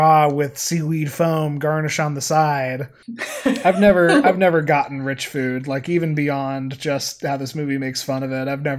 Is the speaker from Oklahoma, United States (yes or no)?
no; Colorado, United States; I grew up in Colorado